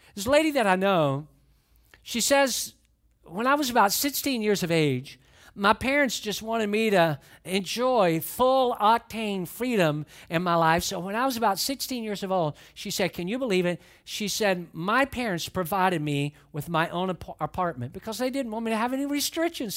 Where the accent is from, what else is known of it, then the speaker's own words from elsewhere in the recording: Atlanta, Georgia, United States; also born or lived in Valdosta, Georgia; I grew up in Atlanta, but for a few short years, we lived in Valdosta, Georgia